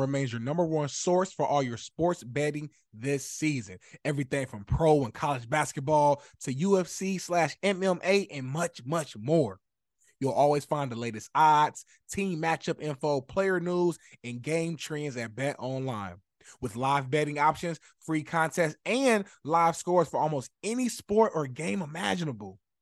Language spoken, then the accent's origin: English; Indianapolis, Indiana, United States; moved away as an adult; now in Los Angeles, United States; right now, I live in Los Angeles, but I'm originally from Indianapolis, Indiana